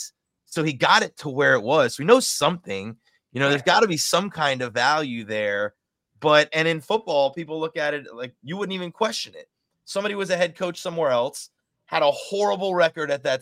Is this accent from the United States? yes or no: yes; Cooper City, Florida, United States; growing up in Cooper City